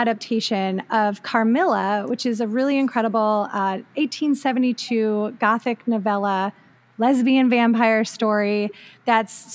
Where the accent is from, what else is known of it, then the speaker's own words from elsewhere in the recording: rural Ohio, United States; Rural Ohio stock here.